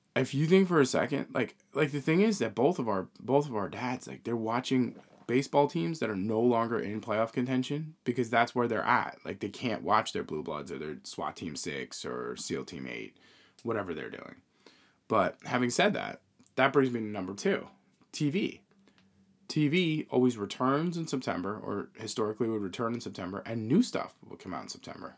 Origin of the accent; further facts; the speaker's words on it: New York, United States; we're from New York